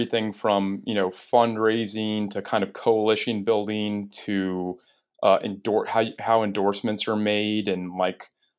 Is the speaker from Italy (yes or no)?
no; Dallas, Texas, United States; You know, I grew up here in Dallas, Texas.